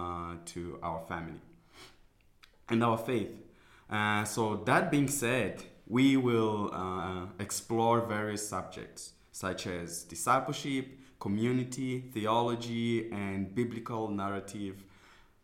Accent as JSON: {"language": "English", "country": "Mozambique", "moved": "as an adult", "lives_now": "Botswana", "said": "I'm from Mozambique. I came here January this year"}